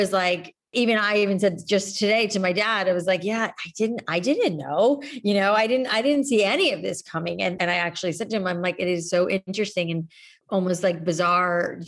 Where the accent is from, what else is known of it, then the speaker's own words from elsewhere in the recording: South Florida, United States; moved away; I grew up in South Florida